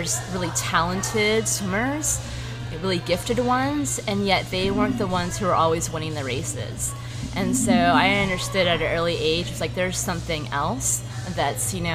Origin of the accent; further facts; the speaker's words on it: St. Petersburg, Florida, United States; also born or lived in Phoenix, Arizona; I'm actually from right here in South St. Pete, born and raised.